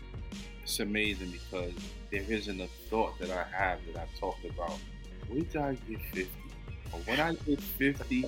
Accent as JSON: {"language": "English", "town": "New York City", "region": "New York", "country": "United States", "said": "I'm from the Bronx. I grew up in situations"}